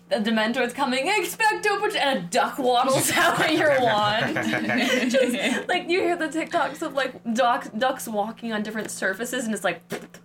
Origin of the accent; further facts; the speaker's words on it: United States; because I'm American.